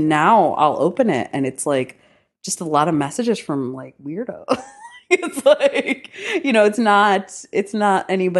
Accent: New York City, New York, United States; It was like a girl I grew up in New York City.

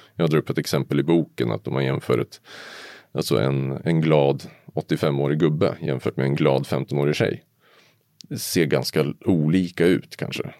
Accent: Uppsala, Uppsala County, Sweden; Jag kommer från Uppsala idag. Mm. Ja, och ursprungligen också

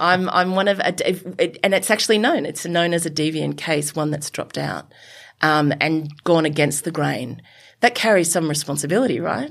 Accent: Sydney, New South Wales, Australia; I'm a yobbo from Western, the Western suburbs of Sydney who went to Mount Druitt Tafe

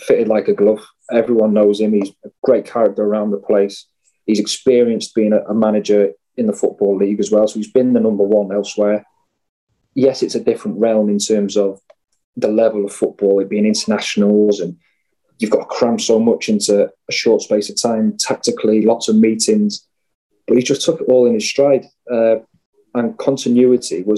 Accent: Wales, United Kingdom; as Welsh fans and players

